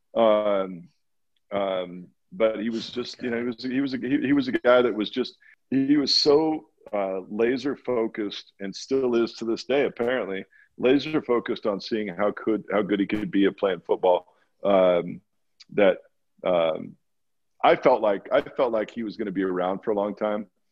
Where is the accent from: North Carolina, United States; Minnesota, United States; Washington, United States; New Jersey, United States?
Washington, United States; Walla Walla; moved away as an adult; also born or lived in Boston; I grew up in Walla Walla, Washington